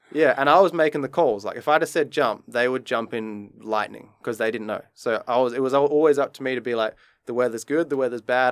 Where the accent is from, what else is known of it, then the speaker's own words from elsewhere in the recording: Adelaide, South Australia, Australia; moved away as an adult; also born or lived in Queensland / Japan; now in Dubai, United Arab Emirates; he used to work with me in Adelaide in my hometown